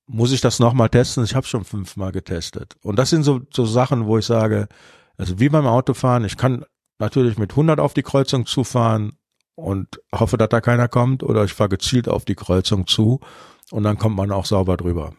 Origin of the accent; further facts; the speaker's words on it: Cologne, North Rhine-Westphalia, Germany; ich bin ja in Köln geboren. Das heißt, früher war Rosenmontagszug Pflicht